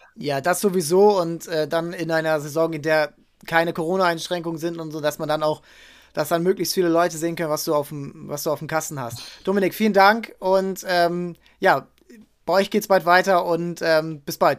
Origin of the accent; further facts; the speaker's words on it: Hamburg, Germany; als Hamburger